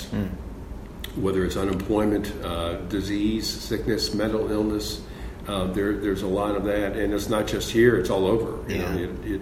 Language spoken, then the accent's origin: English; Chicago, Illinois, United States; also born or lived in Terre Haute, Indiana; now in Dayton, United States; I was born and raised in the Chicago area.